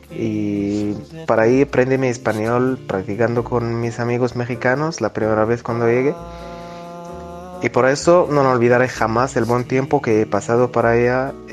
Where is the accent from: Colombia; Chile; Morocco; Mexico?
Morocco; soy marroquí y tengo 23 años.